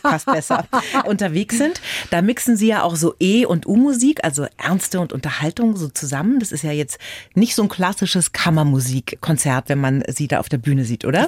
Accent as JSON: {"language": "German", "region": "Bavaria", "country": "Germany", "said": "bei uns in Bayern"}